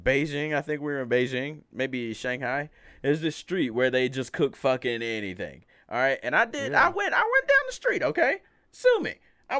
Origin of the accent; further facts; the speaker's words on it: Alabama, United States; I'm from Alabama.